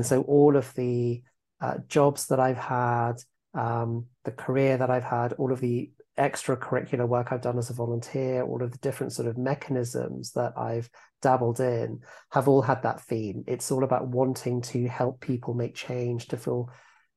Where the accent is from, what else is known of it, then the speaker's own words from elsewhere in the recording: Epsom, South East England, United Kingdom; moved away as an adult; also born or lived in Manhattan, New York; So I am now based back in my hometown of Epsom in Surrey, which is just outside London, probably about 20 miles. This is where I wasn't born here, but I grew up here